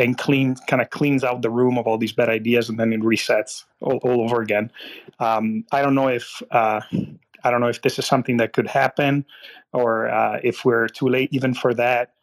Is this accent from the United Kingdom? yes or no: no; Italy; now in United States; I was born and raised in Italy. And I grew up on nepotism.